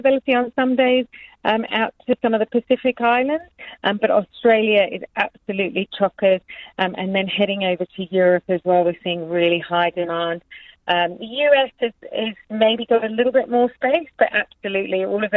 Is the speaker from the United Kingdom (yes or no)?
yes; England, United Kingdom; I'm from England